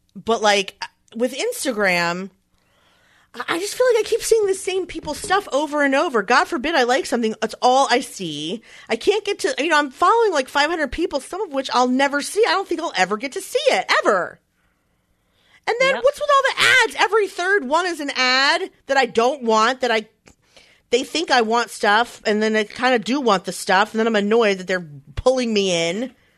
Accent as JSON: {"language": "English", "town": "Philadelphia", "region": "Pennsylvania", "country": "United States", "tie": "born or raised there", "said": "Philadelphia is my hometown"}